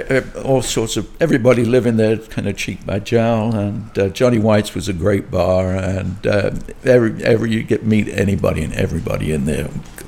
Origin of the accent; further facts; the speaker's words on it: London, United Kingdom; moved away as an adult; now in New Orleans, United States; I'm from London, England.